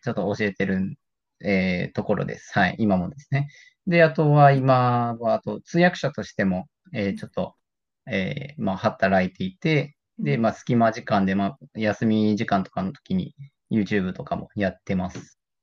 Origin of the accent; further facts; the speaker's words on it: Japan; first language Japanese; 日本生まれの日本育ちの、えー、人